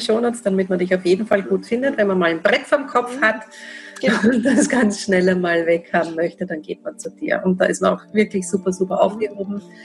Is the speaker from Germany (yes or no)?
no; Austria; bei uns in Österreich